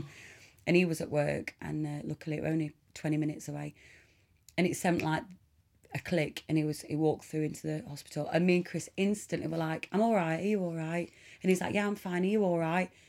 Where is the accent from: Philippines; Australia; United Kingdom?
United Kingdom; Mansfield, East Midlands; I am from Nottingham born in Mansfield in Nottingham in 1985